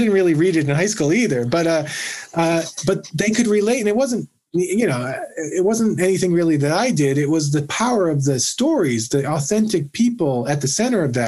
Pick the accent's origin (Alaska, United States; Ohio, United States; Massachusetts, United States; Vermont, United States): Massachusetts, United States; also born or lived in New York; I grew up in Massachusetts.